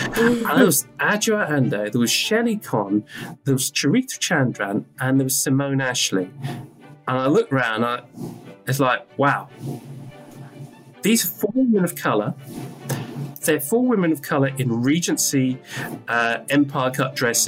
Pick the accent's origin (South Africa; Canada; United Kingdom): United Kingdom; Newcastle upon Tyne, North East England; accent: British; I'm British, you can hear from my accent. I was born in Newcastle upon Tyne in Great Britain